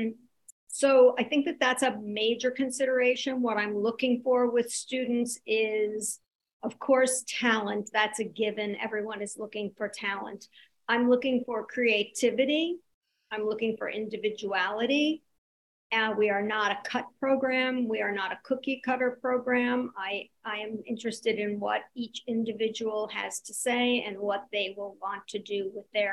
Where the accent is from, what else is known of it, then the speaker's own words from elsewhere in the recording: New York City, New York, United States; also born or lived in Indiana; I was raised in New York City